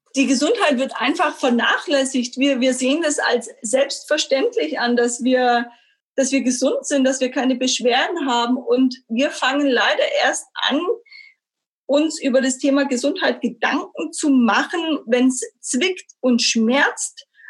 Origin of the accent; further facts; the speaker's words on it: Stuttgart, Baden-Württemberg, Germany; Ich bin gebürtige Stuttgarterin, habe ganz äh, solide meine Schule zu Ende gebracht